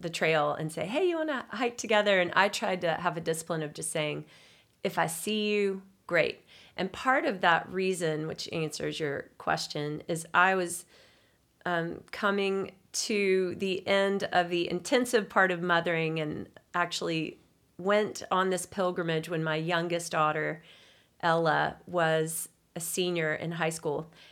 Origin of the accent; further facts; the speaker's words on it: Signal Mountain, Tennessee, United States; I grew up on Signal Mountain, a mountain girl